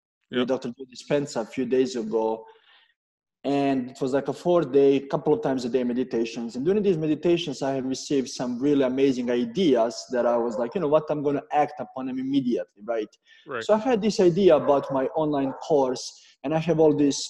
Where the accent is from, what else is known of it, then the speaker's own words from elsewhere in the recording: Serbia; moved away as an adult; also born or lived in Canada; I'm coming from Serbia